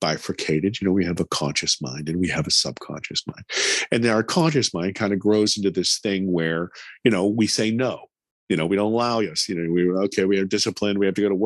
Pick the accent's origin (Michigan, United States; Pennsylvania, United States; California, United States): Pennsylvania, United States; Pittsburgh; I grew up in America and I speak English